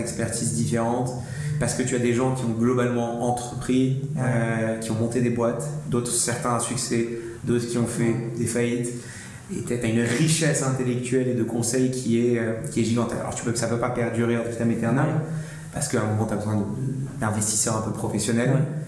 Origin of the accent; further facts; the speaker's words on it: Marrakech, Marrakesh-Safi, Morocco; moved away as an adult; now in France; je suis né, j'ai grandi à Marrakech jusqu'à mes 18 ans.